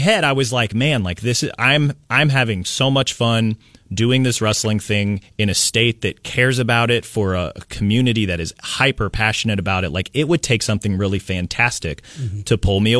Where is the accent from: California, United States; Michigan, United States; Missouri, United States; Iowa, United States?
Missouri, United States; Kansas City; now in Alabama, United States; I grew up in Kansas City. I grew up reading the Kansas City Star.